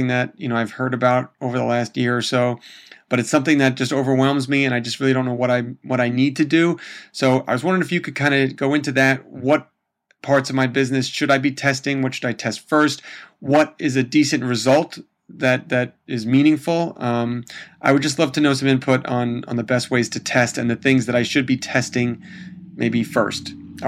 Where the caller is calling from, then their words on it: New Jersey, United States; I am calling you from the United States over here in New Jersey.